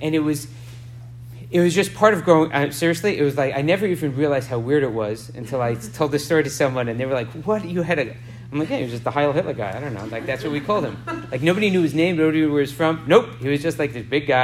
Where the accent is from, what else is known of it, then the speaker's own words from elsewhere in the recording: New York, United States; growing up in New York